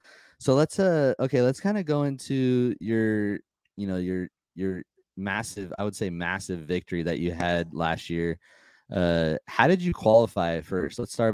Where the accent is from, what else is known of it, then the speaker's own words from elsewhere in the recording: California, United States; we're from California